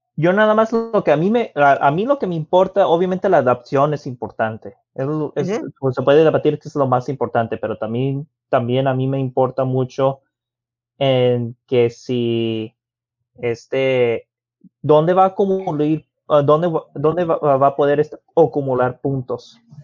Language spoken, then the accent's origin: Spanish; Mexico; Como mexicano